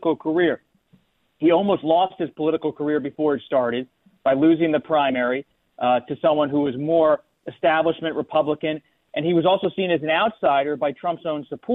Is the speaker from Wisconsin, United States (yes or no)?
no; Bucks County, Pennsylvania, United States; I grew up in Bucks County